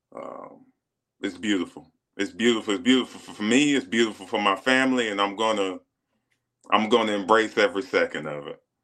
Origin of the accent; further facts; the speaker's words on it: South Carolina, United States; moved away as an adult; when you're 16 years old, growing up in a small town in South Carolina